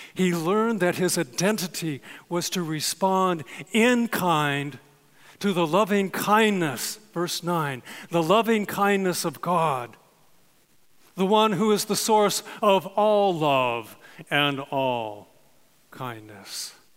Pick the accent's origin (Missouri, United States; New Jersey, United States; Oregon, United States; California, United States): California, United States; I was born and raised in California